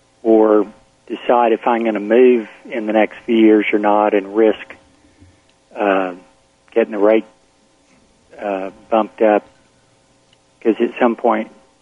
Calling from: Austin, Texas, United States

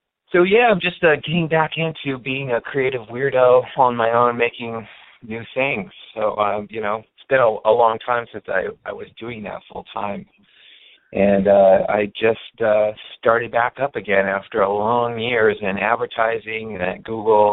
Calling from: San Francisco, California, United States; I'm calling from San Francisco.

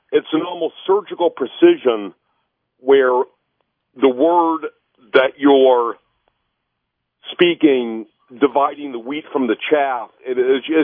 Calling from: Royal Oak, Michigan, United States; Uh, good morning. Uh, I'm from Royal Oak.

